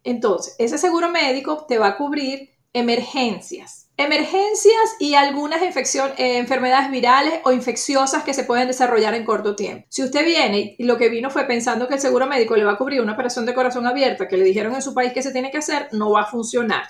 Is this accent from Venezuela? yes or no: yes; Venezuela; moved away as an adult; now in United States; soy una inmigrante de origen venezolano que tiene ya 14 años viviendo en los Estados Unidos, con formación en riesgos y seguros desde mi natal Venezuela